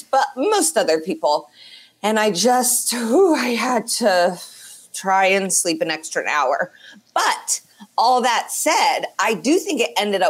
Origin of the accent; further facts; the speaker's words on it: Indianapolis, Indiana, United States; they're in my hometown